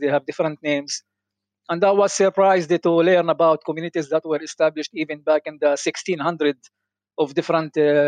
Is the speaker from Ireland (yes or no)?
no; Nazareth, Northern District, Israel; moved away as an adult; also born or lived in Neve Shalom/Wahat al-Salam; now in Neve Shalom, Israel; I enjoyed coming back to Nazareth, to my hometown